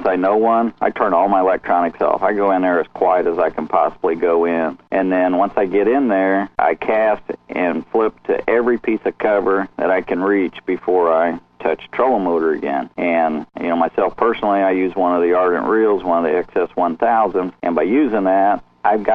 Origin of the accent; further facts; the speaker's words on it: Indiana, United States; I'm from Indiana here, and we're up here where it's tough